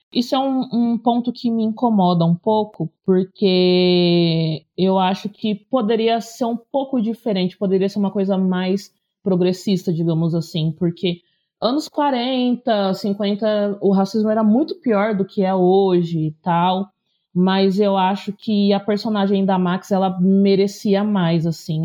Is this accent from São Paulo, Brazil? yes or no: yes; interior of São Paulo, Brazil; sou do interior de São Paulo